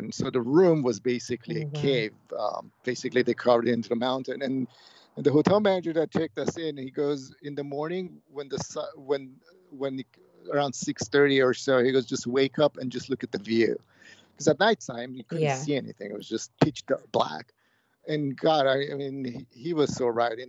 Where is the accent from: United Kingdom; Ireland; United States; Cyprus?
Cyprus; moved away; I grew up on in Cyprus, which is a Greek island